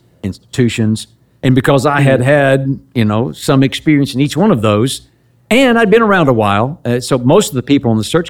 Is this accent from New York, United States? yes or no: no; Lamesa, Texas, United States; I grew up in West Texas, far west Texas, La Mesa, Texas, out south of Lubbock, between Lubbock and Midland.